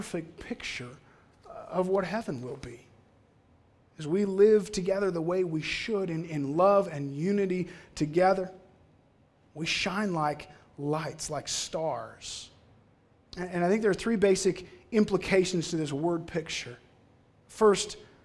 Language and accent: English; Cold Lake, Alberta, Canada; I grew up in Cold Lake.